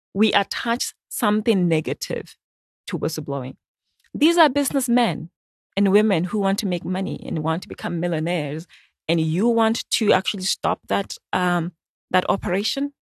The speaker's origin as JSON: {"language": "English", "country": "Botswana", "said": "I'm from Botswana"}